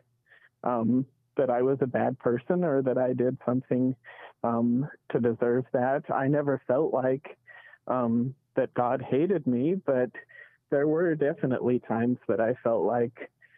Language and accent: English; Provo, Utah, United States; I grew up in Provo